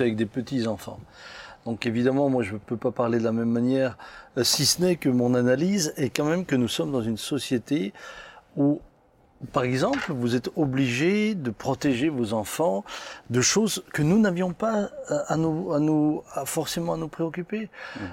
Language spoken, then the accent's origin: French; Pfastatt, Grand Est, France; j'ai grandi à Fastat où on était relativement tranquille